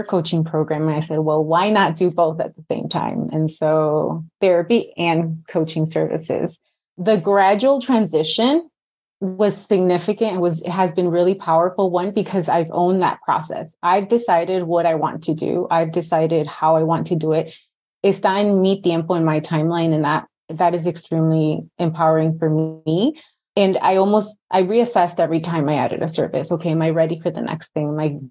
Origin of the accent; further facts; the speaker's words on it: Chicago, Illinois, United States; also born or lived in Mexico; I was born here in Chicago, pero yo siempre digo que soy de aquí y soy de allá.